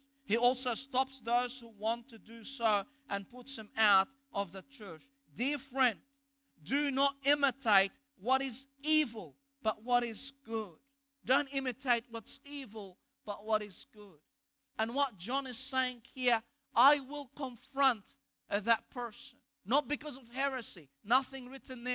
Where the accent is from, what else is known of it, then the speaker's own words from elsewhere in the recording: Egypt; accent: Egyptian; my Egyptian accent